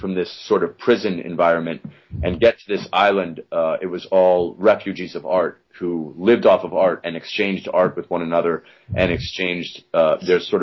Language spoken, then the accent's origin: English; Alaska, United States; now in New York, United States; I grew up so isolated in Alaska in the woods